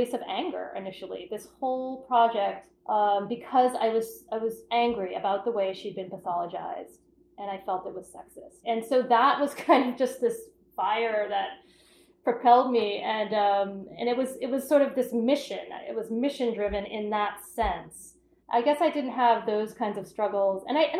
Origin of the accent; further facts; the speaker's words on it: Cape Cod, Massachusetts, United States; I'm from Cape Cod